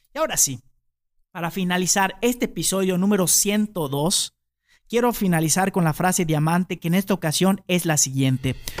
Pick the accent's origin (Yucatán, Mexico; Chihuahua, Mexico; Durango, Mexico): Yucatán, Mexico; nosotros los yucatecos a veces dormimos en hamaca